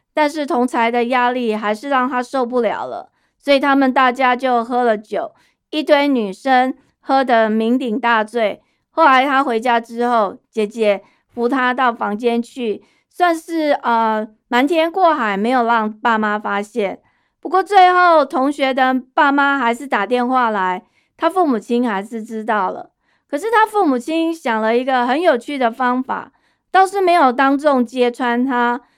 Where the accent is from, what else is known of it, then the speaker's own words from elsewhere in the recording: Taiwan; moved away as an adult; also born or lived in United States; 我们台湾人 就也不太习惯拥抱的方式